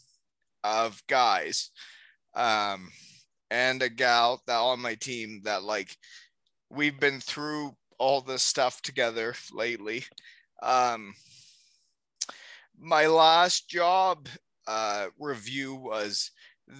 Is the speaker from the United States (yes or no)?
no; Elmira, Ontario, Canada; my hometown